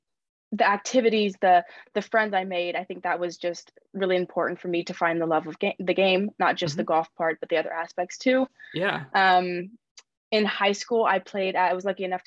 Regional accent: Austin, Texas, United States; moved away as an adult; also born or lived in California; I'm from Austin, Texas.

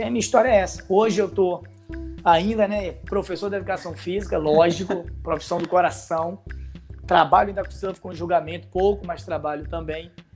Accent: Natal, Rio Grande do Norte, Brazil; now in Rio de Janeiro, Brazil; Sou de Natal, né? Moro no Rio há quase 30 anos

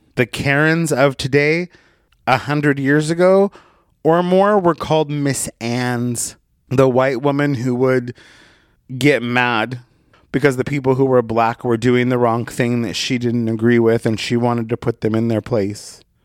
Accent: Oregon, United States; when I was a little boy growing up in Oregon

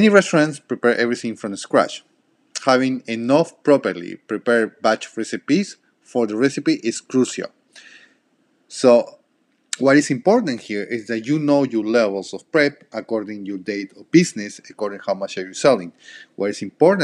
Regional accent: Peru; first language Spanish; English is a second language; moved away

